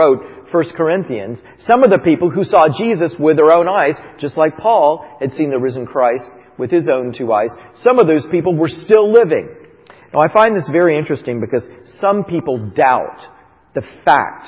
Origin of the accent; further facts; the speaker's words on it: Titusville, Florida, United States; moved away; I grew up in Titusville, Florida